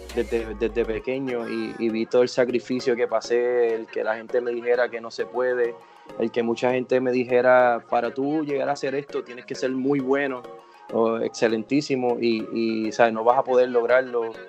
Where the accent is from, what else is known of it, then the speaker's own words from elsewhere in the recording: Puerto Rico; soy puertorriqueño, nací en esta hermosa isla